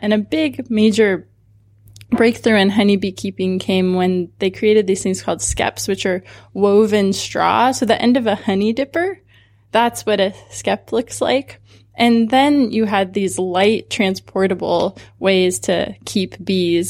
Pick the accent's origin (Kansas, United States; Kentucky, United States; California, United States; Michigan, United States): California, United States; Southern; also born or lived in Santa Cruz; I grew up in Southern California